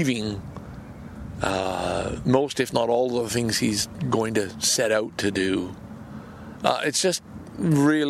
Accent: Canada; as a Canadian

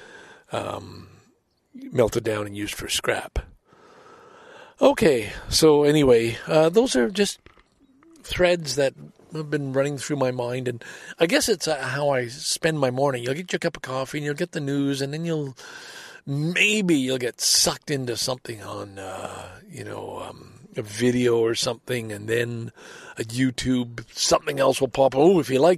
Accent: Salaberry-de-Valleyfield, Quebec, Canada; now in Scarborough, Canada; I grew up in Valleyfield, Quebec

